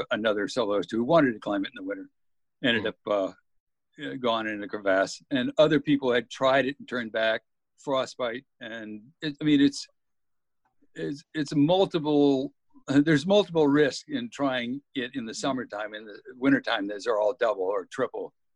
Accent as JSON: {"language": "English", "region": "Texas Gulf Coast", "country": "United States", "tie": "born or raised there", "also_born_or_lived": "Alaska", "moved": "yes", "said": "Growing up in Texas on the Gulf Coast"}